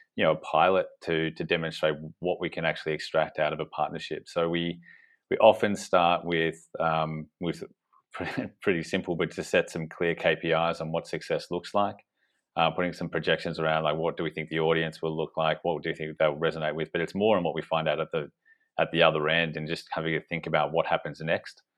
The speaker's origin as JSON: {"language": "English", "country": "Australia", "accent": "Australian", "moved": "as an adult", "lives_now": "United Kingdom", "said": "you probably tell from my accent that we we started off in Australia"}